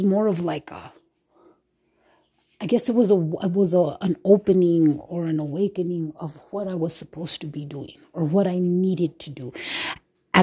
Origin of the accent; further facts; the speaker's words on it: United States; I am Native American, and I was raised off of the reservation, away from any type of tradition.